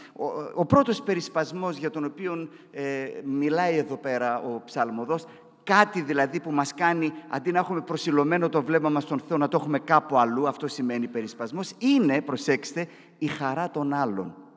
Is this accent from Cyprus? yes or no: no; Katerini, Central Macedonia, Greece; όσοι είμαστε από την Κατερίνη